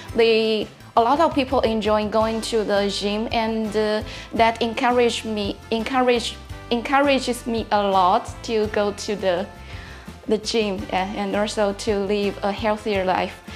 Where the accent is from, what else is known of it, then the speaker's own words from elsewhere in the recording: China; English is a second language; moved away as an adult; also born or lived in Lisbon, Portugal; now in Braga, Portugal; I came from China. I've been living in Braga for more than one year.